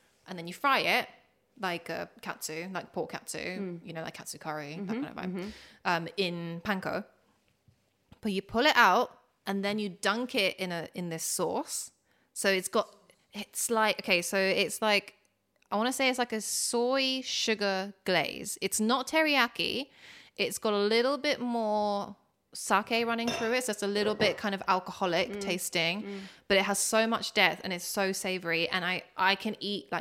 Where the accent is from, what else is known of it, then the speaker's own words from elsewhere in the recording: London, United Kingdom; also born or lived in Niigata, Japan / Tokyo, Japan; I grew up near Chalk Farm